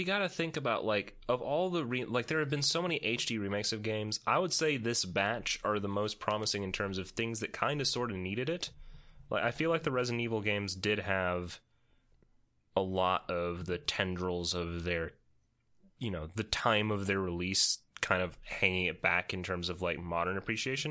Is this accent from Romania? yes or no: yes; Romania; I am from Romania